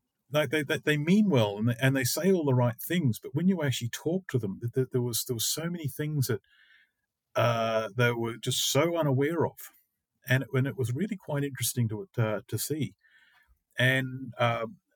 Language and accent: English; Australia; moved away as an adult; now in Finland; I'm from Australia